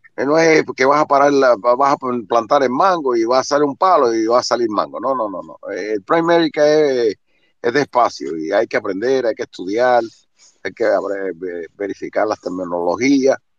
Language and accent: Spanish; Cuba; moved away as an adult; Yo salí hace 40 años de Cuba, llevo 35 en el norte